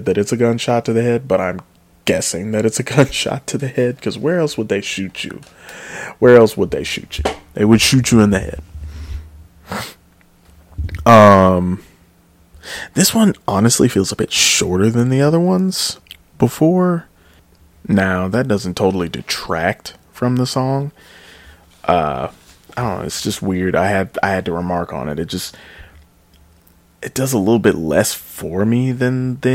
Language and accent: English; United States; I am just a American swine.